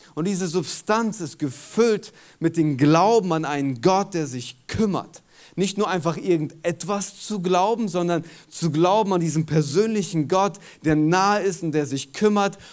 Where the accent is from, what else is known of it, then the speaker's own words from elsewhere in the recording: Germany; in unserer DNA als Deutsche